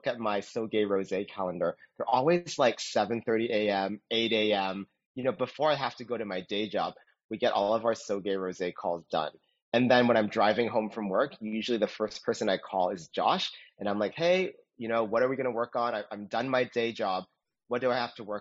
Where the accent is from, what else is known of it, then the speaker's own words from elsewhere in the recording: Toronto, Ontario, Canada; also born or lived in New York / Austin; now in Los Angeles, United States; I'm originally from Toronto, Canada